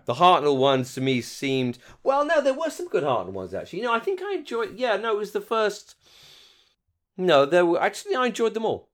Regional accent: United Kingdom; moved away; as a British fan

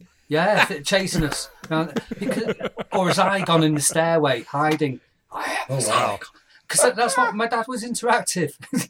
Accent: United Kingdom; My morals and my philosophies were laid out by watching Doctor Who as a Brit

